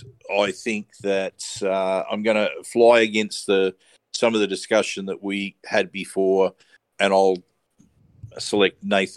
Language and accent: English; Australia; I'm an Australian